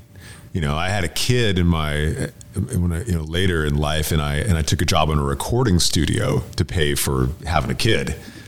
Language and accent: English; Nashville, Tennessee, United States; now in Galveston, United States; Nash Vegas. That's my hometown.